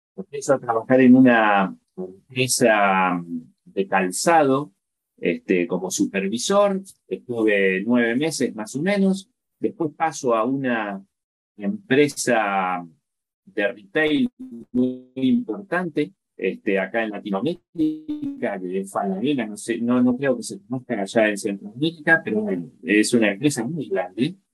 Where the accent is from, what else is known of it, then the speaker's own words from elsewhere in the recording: La Plata, Buenos Aires Province, Argentina; moved away as an adult; now in Chile; en la ciudad de La Plata, que es mi ciudad de origen. Yo, soy argentino, pero hace, hace nueve años estoy viviendo en Chile